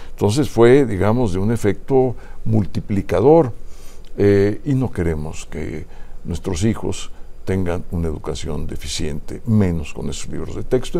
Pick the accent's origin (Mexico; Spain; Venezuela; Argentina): Mexico; somos los mexicanos